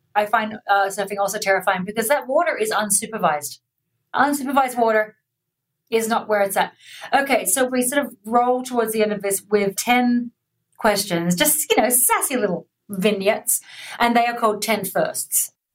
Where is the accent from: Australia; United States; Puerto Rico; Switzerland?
Australia; I'm Australian